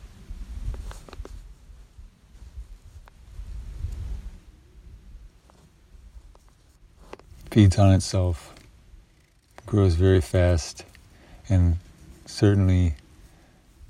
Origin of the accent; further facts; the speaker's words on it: United States; as an American